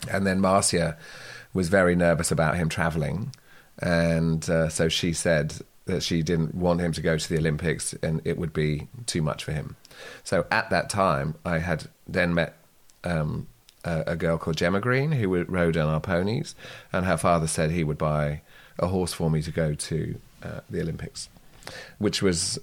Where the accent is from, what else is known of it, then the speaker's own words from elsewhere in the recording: Guernsey; I come from Sark